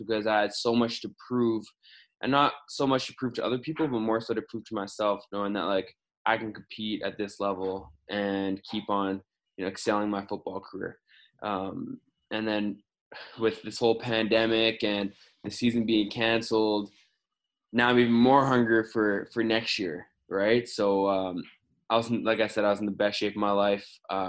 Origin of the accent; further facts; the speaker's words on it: Winnipeg, Manitoba, Canada; moved away as an adult; also born or lived in Grand Forks, North Dakota; me being from Winnipeg